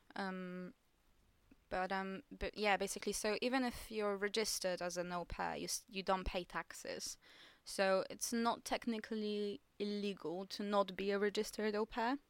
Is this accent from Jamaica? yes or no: no; Poland; English is a second language; moved away as an adult; now in England; the only job available in my hometown at the moment in Poland